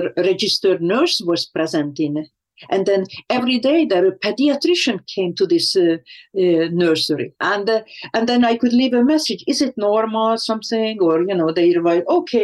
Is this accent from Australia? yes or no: no; Hungary; moved away; I was growing up in Hungary